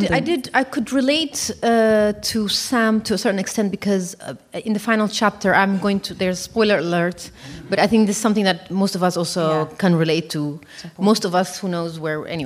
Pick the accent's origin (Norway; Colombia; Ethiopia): Ethiopia; moved away as an adult; now in Netherlands; I knew where I was from. I'm from Ethiopia.